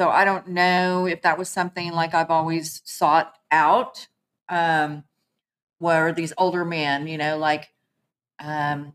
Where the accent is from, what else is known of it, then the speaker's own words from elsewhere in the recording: Muskogee, Oklahoma, United States; I'm originally from Muskogee, Oklahoma. I'm an Okie from Muskogee.